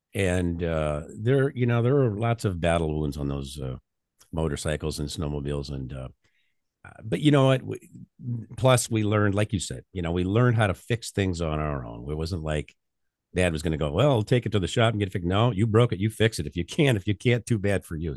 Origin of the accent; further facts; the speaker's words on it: North Central Illinois, United States; I grew up on the farm, uh, in the middle of nor-, what was it, North Central Illinois